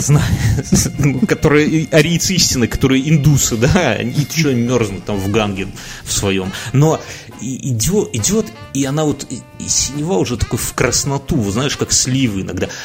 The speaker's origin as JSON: {"language": "Russian", "country": "Belarus", "said": "хотя мы, белорусы"}